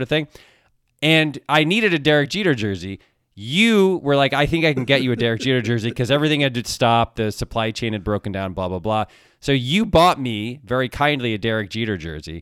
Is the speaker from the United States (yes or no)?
yes; Ann Arbor, Michigan, United States; I was born in Ann Arbor. I'm a Michigan guy